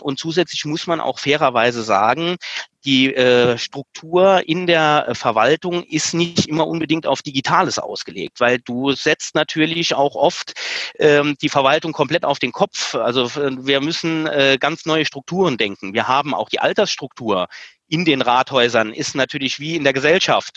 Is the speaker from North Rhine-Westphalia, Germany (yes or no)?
no; Saarland, Germany; bei uns im Saarland